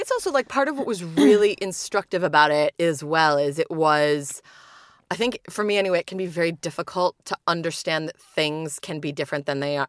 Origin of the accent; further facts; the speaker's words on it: United Kingdom; now in Chicago, United States; my hometown